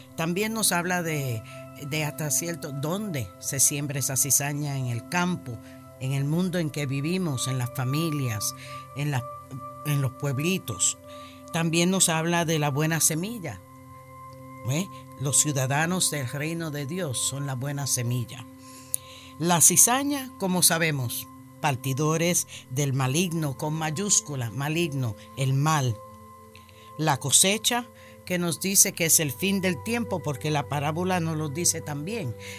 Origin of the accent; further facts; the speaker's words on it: New York, United States; now in Florida, United States; Yo soy nacida y criada en Nueva York, de padres puertorriqueños